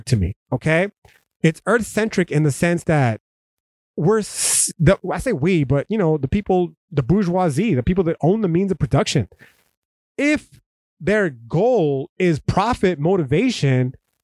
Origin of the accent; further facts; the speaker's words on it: United States; as an American